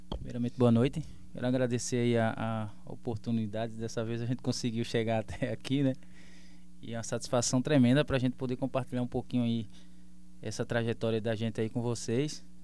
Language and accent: Portuguese; Pernambuco, Brazil; Os caras pegam no meu pé porque eu sou de Pernambuco.